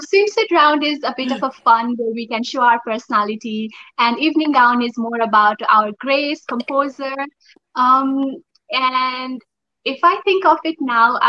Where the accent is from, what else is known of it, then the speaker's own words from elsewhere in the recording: Nepal; Growing up in Nepal, I think we all, our Nepali household are so much into tea